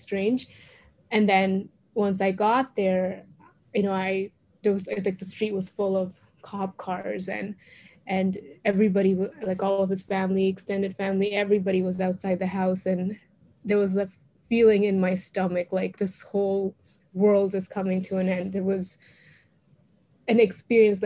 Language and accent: English; Canada; also born or lived in India; I was born in India, then I moved to Canada when I was about 8 years old